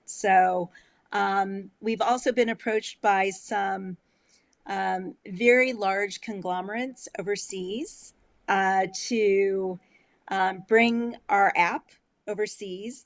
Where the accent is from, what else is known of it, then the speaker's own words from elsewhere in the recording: Illinois, United States; moved away; also born or lived in Colorado; I grew up in Illinois on uh, on a lake, and it was across the street from a cornfield